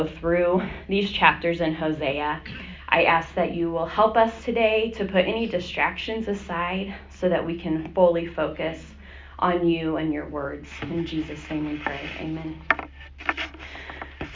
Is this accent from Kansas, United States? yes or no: yes; Hutchinson, Kansas, United States; I grew up here in Hutchinson